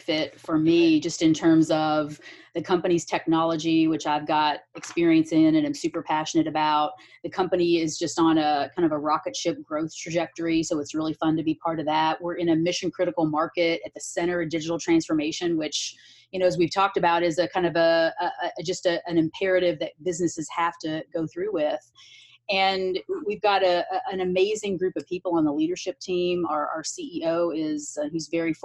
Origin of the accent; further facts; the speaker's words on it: Lexington, Kentucky, United States; moved away as an adult; also born or lived in New York / California; I grew up in Kentucky and I moved from Lexington, Kentucky to Manhattan when I was 25.